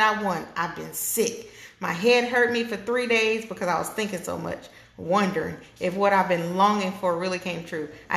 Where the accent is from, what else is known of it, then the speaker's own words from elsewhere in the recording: Georgia, United States; now in Florida, United States; I'm from Georgia